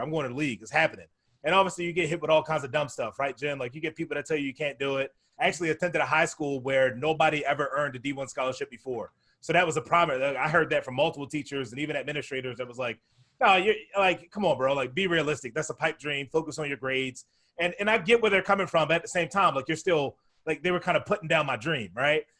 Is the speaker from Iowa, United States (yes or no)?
no; Baltimore, Maryland, United States; I grew up down in Baltimore, Maryland